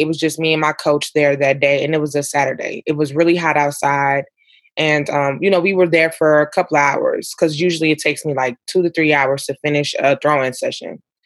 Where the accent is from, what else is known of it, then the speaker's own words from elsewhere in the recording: Ferguson, Missouri, United States; growing up in Ferguson, because I was younger